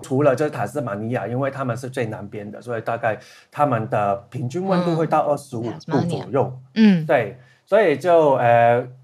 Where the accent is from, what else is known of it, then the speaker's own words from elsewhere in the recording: Hong Kong; first language Cantonese; Chinese is a second language; 然后香港有另外一个问题也是，中文能力的话，因为我们的母语是广东话